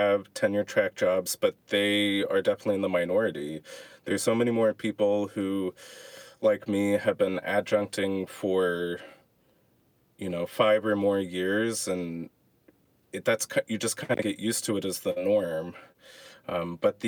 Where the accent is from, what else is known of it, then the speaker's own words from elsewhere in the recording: Dallas / Connecticut, United States; moved away as an adult; also born or lived in Houston, Texas / Michigan; now in Ypsilanti, United States; I was born in Houston, and then we lived in Dallas until fourth grade, and we moved to Connecticut for middle school and high school for me